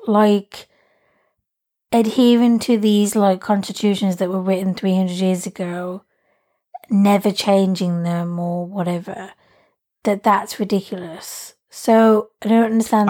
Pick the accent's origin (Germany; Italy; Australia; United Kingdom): United Kingdom; England; I like being English